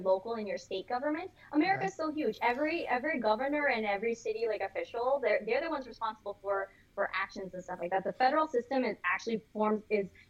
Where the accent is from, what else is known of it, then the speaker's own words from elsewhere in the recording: Florida, United States; we're all from Florida